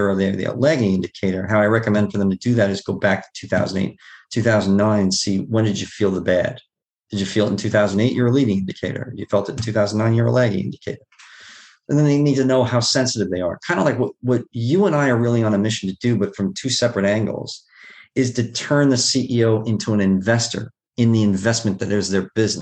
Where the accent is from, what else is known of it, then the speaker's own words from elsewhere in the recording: New York City, New York, United States; I grew up in Queens, in Bayside, Queens